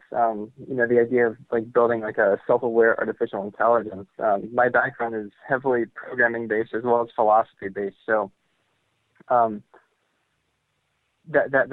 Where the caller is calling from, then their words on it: Ohio, United States; from Ohio